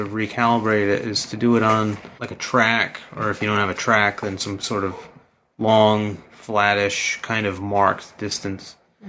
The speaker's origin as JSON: {"language": "English", "region": "Virginia", "country": "United States", "tie": "born or raised there", "lives_now": "Champaign, United States", "said": "I grew up in Virginia, but at least that was the same time zone."}